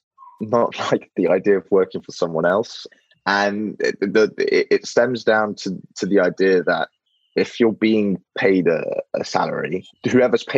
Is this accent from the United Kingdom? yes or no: yes; London, United Kingdom; I was actually born in London, and I've never lived in France